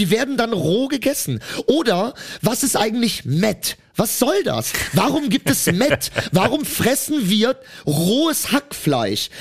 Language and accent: German; Cologne, North Rhine-Westphalia, Germany; ich komme ja aus Köln